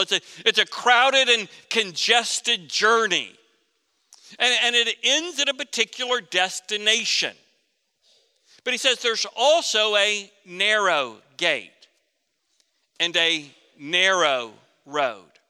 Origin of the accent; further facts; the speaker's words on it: Florida, United States; Growing up in Florida